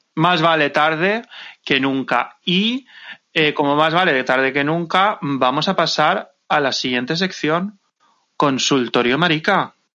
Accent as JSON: {"language": "Spanish", "region": "Valencian Community", "country": "Spain", "said": "yo no soy madrileña, yo soy valenciana"}